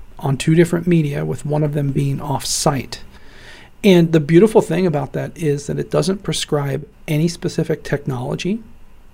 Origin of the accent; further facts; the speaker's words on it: Midwest of the United States, United States; also born or lived in Ohio; Born and raised in the Midwest of the United States. I've lived in Ohio for most of my life.